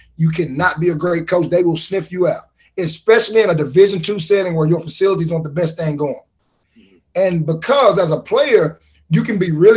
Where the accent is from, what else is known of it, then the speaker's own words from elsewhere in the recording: Pittsburg, Texas, United States; I'm from Pittsburgh, Texas